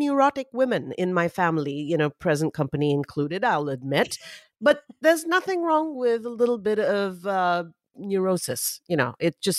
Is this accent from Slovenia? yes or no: no; Mumbai, Maharashtra, India; I grew up in Mumbai, India.